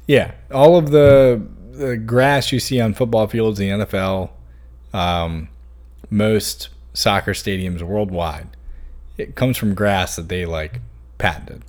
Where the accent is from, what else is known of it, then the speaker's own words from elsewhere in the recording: Hanover, Virginia, United States; also born or lived in Chesterfield / Blacksburg; growing up in Hanover